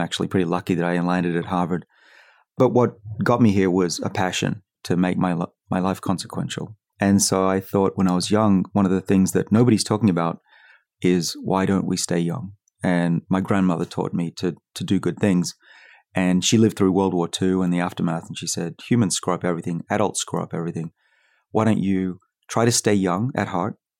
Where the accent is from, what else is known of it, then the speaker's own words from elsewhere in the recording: Australia; now in United States; I'm from Australia